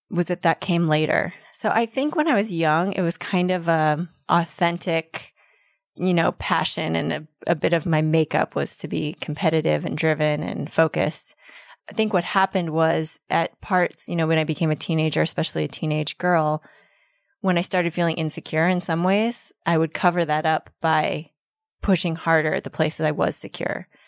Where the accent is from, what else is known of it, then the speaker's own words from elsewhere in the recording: Denver, Colorado, United States; now in Berkeley, United States; Denver, Colorado.